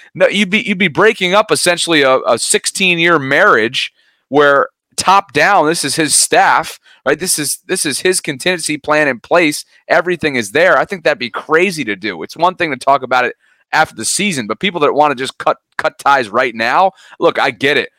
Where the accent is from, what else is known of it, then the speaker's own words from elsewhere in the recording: Albany, New York, United States; moved away; my hometown of Albany, New York